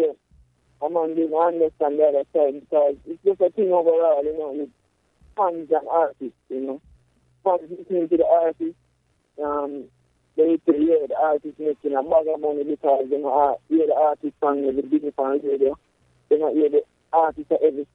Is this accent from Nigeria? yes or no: no; Jamaica; I grew up in Pentamas most of my years, growing up, I grew up in Pentamas.